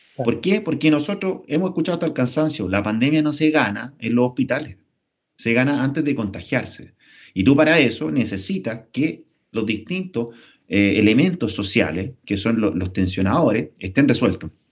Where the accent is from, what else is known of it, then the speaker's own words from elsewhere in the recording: Chile; somos los chilenos